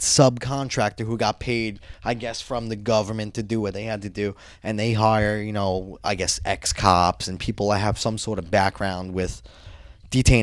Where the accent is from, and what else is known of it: Brooklyn / Long Island, New York, United States; born or raised there